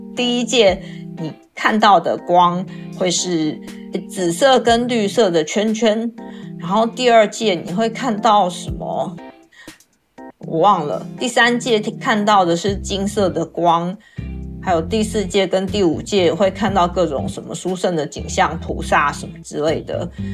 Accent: Taiwan; 我是来自台湾的

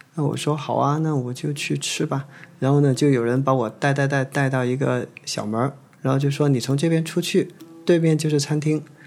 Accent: Guangzhou, Guangdong, China; 我是来自广州的一名麻醉科医生，现年四十二岁

